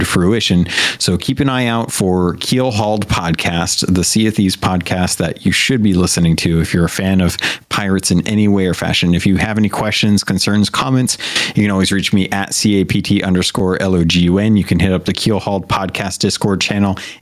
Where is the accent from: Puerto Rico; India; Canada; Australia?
Puerto Rico; I'm Puerto Rican